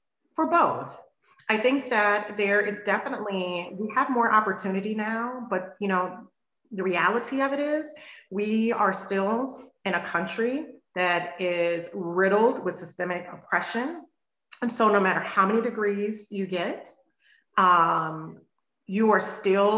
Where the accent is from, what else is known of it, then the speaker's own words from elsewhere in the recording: the South, United States; I'm from the South. My mom's from Mississippi. My father from Louisiana.